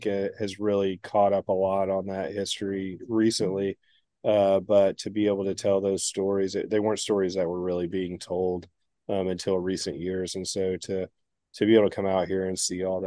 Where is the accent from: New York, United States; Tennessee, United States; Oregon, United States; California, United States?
Tennessee, United States; East; also born or lived in Chicago, Illinois / Illinois; now in Virginia, United States; I grew up in East Tennessee, but we lived in Illinois when I was growing up for maybe 6 years, and then I grew up the rest of my life in East Tennessee.